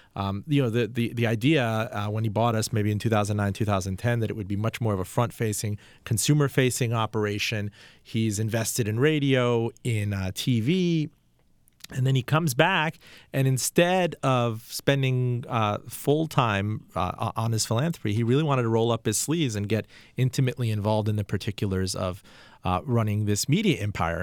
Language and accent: English; Miami, Florida, United States; I'm from Miami